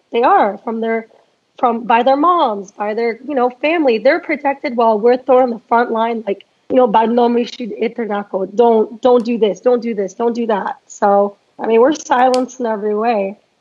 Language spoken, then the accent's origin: English; Northern Virginia, United States; now in Dallas, United States; I'm from Northern Virginia